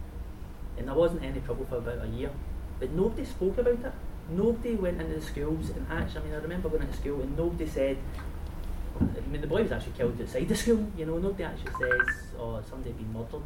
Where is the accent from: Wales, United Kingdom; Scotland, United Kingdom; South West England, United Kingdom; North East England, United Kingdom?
Scotland, United Kingdom; Glasgow; the period that I grew up in Glasgow